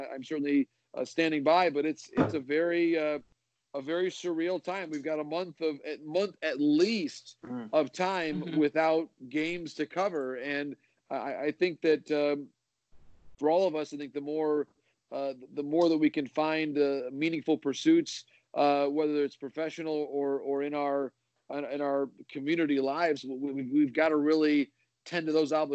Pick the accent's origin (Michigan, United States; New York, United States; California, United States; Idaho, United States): Michigan, United States; I grew up in Michigan, sort of came of age as a baseball fan in the later part of the 1980s.